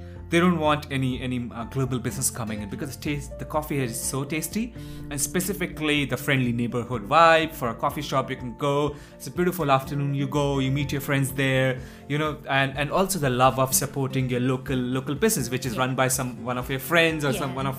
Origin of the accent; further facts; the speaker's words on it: India; moved away as an adult; now in Melbourne, Australia; we are from India